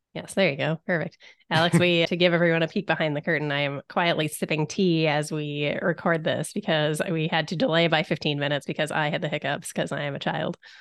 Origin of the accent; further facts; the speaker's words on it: Canada; I, a Canadian